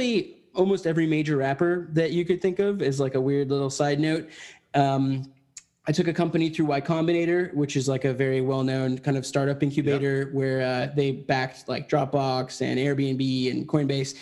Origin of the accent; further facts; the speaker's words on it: Southern California, United States; I grew up in Southern California, went to high school down there